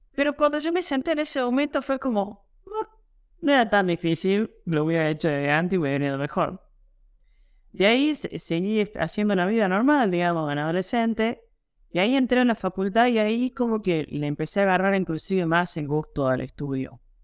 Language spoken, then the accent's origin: Spanish; Jujuy, Argentina; yo soy jujeño, yo soy argentino